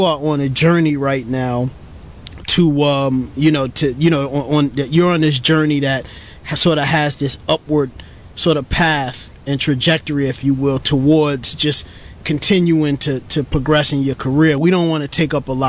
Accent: New York City, New York, United States; grew up in Brooklyn, New York City

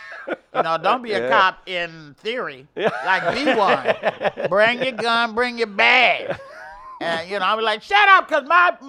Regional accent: Oakland, California, United States; also born or lived in Arkansas; So that we're all from Oakland.

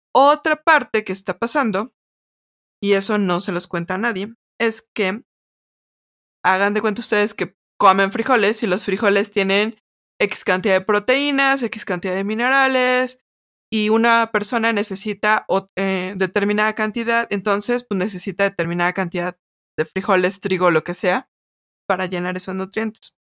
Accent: Mexico City, Mexico; sí somos chilangas, a mucha honra.

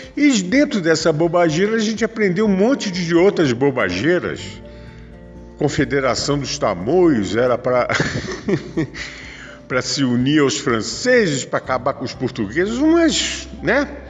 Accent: Brazil

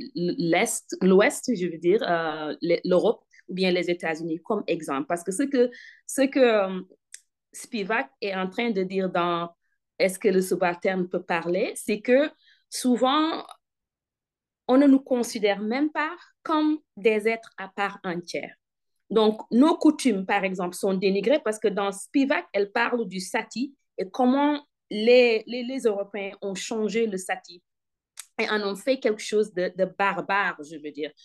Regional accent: Senegal; now in North Carolina, United States; je suis d'origine sénégalaise. Je suis sénégalaise

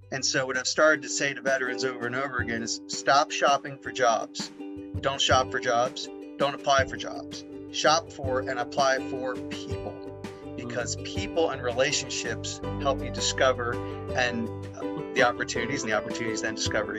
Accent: Missouri, United States; No, because we're from Missouri.

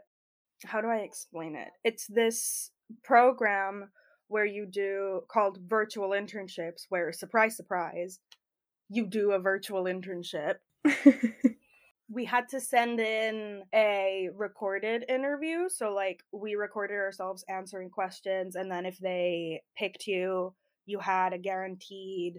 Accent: Spain; moved away as an adult; now in Birmingham, United Kingdom; I'm 20 years old. I'm from Spain.

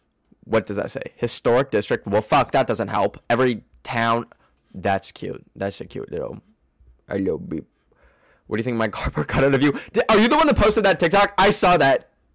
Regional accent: Canada; I am from Canada.

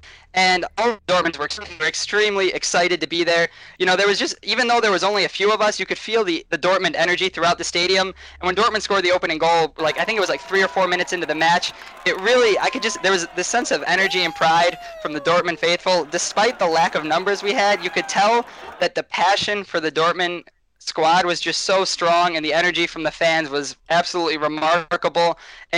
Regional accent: Michigan, United States; growing up in America

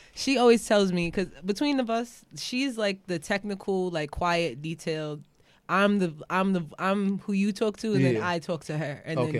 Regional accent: New York City, New York, United States; I ain't from Brooklyn. I'm from Queens.

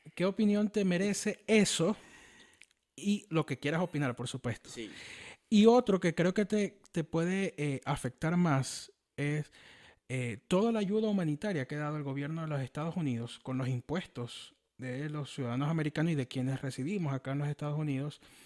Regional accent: Venezuela; now in United States; a mí me preocupa mucho como venezolano

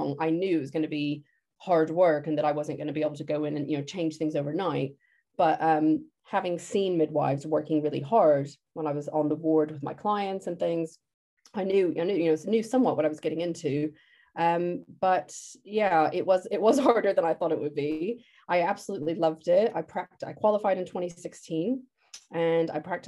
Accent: United States; moved away as an adult; also born or lived in London, United Kingdom; now in Shoreham-by-Sea, United Kingdom; I'm originally from the States, but I've lived in the UK for about 20 years

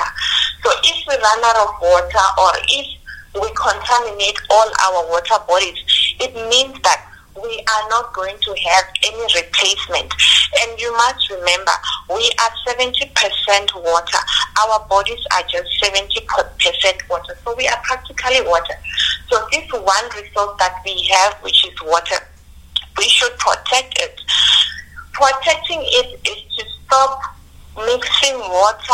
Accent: Limpopo, South Africa; I'm originally from Limpopo

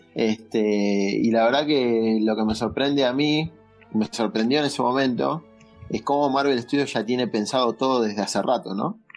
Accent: Argentina; now in Buenos Aires, Argentina; yo soy de Capital, vivo acá en Capital, pero soy de provincia en realidad.

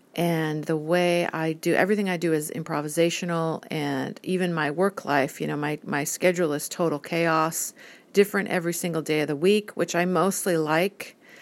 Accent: United States; I'm an American

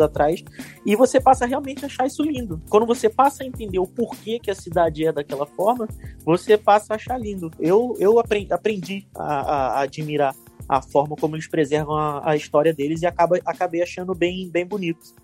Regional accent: Rio de Janeiro, Brazil; moved away as an adult; also born or lived in Ireland; now in Lisbon, Portugal; sou natural do Rio de Janeiro

